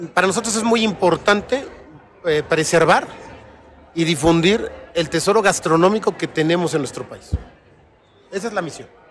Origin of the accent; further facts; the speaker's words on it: Mexico; siendo aún mexicanos